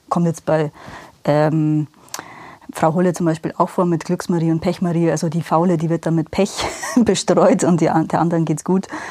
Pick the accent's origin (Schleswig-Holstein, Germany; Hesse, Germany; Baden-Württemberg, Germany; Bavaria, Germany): Bavaria, Germany; Rosenheim; now in Obing, Germany; gebürtige Rosenheimerin, wohne aber seit sieben